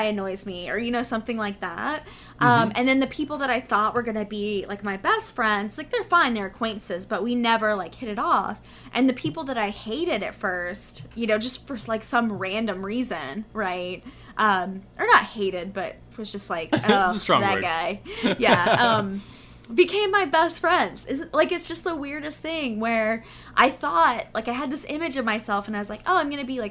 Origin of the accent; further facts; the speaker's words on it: Texas, United States; moved away; I'm from Texas